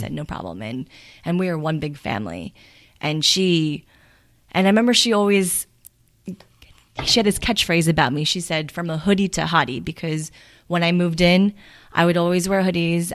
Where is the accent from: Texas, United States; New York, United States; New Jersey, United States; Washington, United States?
New York, United States; Farmingdale; also born or lived in Seoul, South Korea / Bellmore, New York; I grew up in Farmingdale